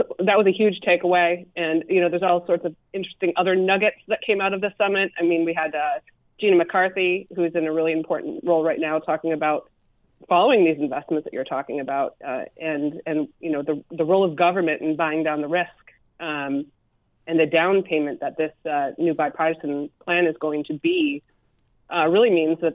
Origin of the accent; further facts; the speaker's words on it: Michigan, United States; I'm from Michigan, a cold weather state.